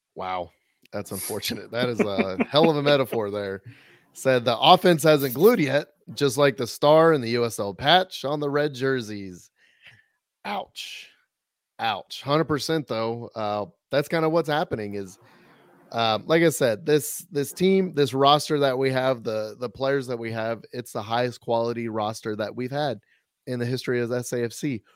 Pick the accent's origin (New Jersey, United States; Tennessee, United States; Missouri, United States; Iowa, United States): Missouri, United States; now in San Antonio, United States; I grew up in Missouri listening to them